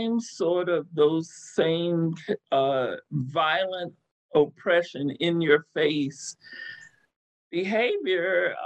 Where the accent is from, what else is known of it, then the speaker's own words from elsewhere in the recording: Texas, United States; also born or lived in Pennsylvania; my mom died very young, and we moved back from Pennsylvania to Texas